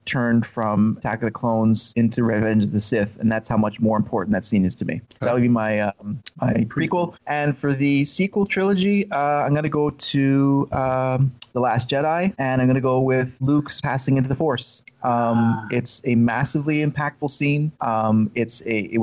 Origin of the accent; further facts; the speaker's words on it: Canada; I grew up in Canada, so it was a cold tundra with the snow